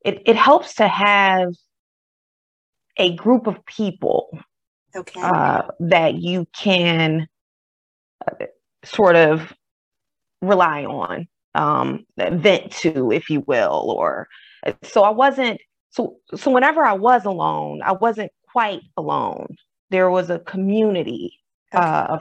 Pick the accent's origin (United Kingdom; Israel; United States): United States; Detroit, Michigan; moved away; also born or lived in the South (family); I am originally from Detroit, Michigan